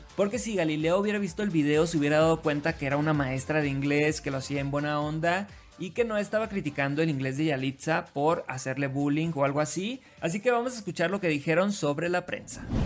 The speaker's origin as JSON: {"language": "Spanish", "region": "Sinaloa", "country": "Mexico", "moved": "yes", "lives_now": "Mexico City, Mexico", "said": "Soy de Sinaloa"}